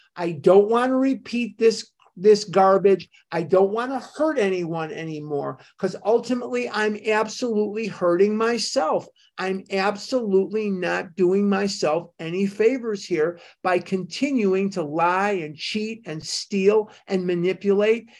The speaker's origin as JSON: {"language": "English", "town": "Chicago", "region": "Illinois", "country": "United States", "tie": "born or raised there", "said": "I was a kid growing up in Chicago"}